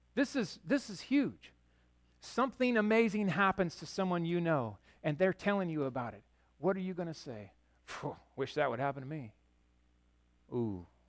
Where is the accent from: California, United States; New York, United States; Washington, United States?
Washington, United States; Yakima; also born or lived in Chicago; I grew up in Yakima on, on the west side where the pastures and everything were